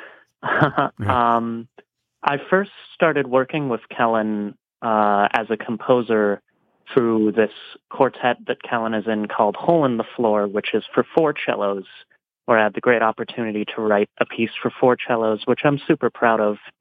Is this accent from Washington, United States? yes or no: yes; Spokane, Washington, United States; also born or lived in Casper, Wyoming; now in Ann Arbor, United States; the Polly Judd Park in Spokane, Washington, which is kind of my hometown. I spent half of my childhood there.